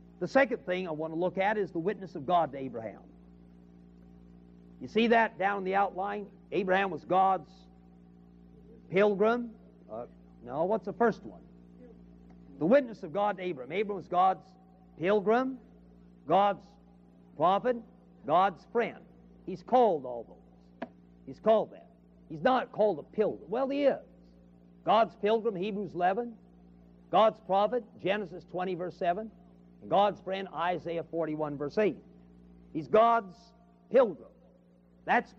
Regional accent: California, United States; moved away as an adult; also born or lived in Chicago; now in Memphis, United States; I come from California

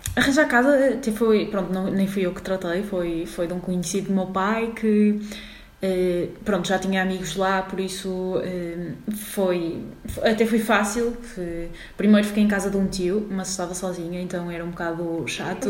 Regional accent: Porto, Norte, Portugal; moved away as an adult; now in Lisbon, Portugal; sou do Porto um, e pronto, estou a estudar na Faculdade de Medicina Veterinária de Lisboa

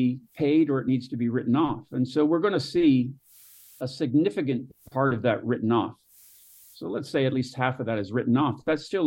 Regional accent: Canada; moved away; also born or lived in Northern California / Southern California; where I was born in Canada

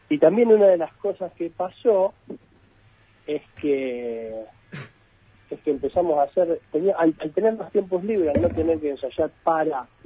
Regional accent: Argentina; somos argentinos

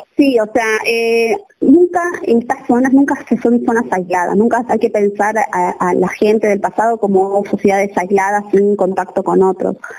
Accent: Buenos Aires, Argentina; now in Jujuy, Argentina; yo soy de Buenos Aires, eh, de la ciudad de Buenos Aires

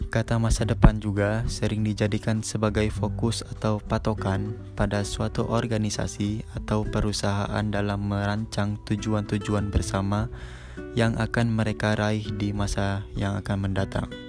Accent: Bandar Lampung, Lampung, Indonesia; Asal saya Bandar Lampung.

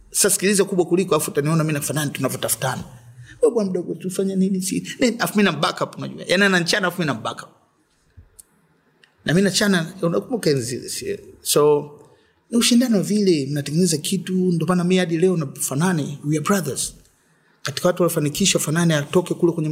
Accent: Dar es Salaam, Tanzania; born there; na nimezaliwa Dar Walianza muda mrefu. Sisi tumekaa Ilala pale kina Chido anasema Ilala, yani si Ilala kabisa. Tulikuwa flat moja hivi mzee namba 11. Ndio nimezaliwa pale.

